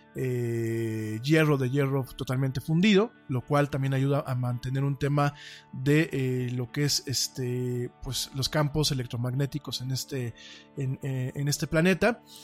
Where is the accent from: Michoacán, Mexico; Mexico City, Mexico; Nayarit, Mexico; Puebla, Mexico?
Mexico City, Mexico; yo soy hecho en México, en la Ciudad de México, chilango, como decimos aquí en, este, en este país, soy orgullosamente chilango